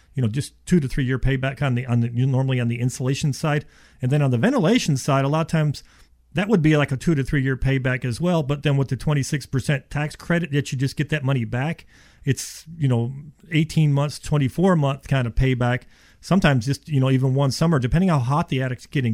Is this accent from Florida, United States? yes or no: yes; Florida, United States; also born or lived in Ohio; I was born in Ohio, and when I was seven years old, my dad moves us to Florida.